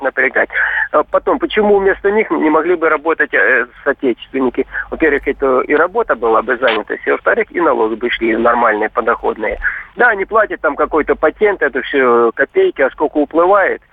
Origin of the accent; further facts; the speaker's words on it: Saint Petersburg, Russia; я вот сам из Санкт-Петербурга